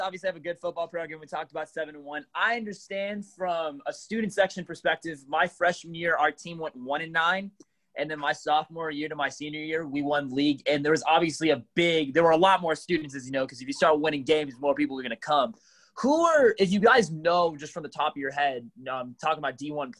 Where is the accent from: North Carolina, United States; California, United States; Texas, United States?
California, United States; moved away as an adult; also born or lived in Palm Desert, California; now in Arizona, United States; I was obviously from California